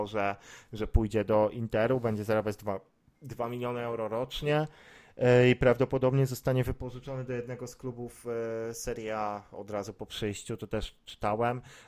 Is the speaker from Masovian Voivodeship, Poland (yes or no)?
no; Poznań, Greater Poland, Poland; jestem z Poznania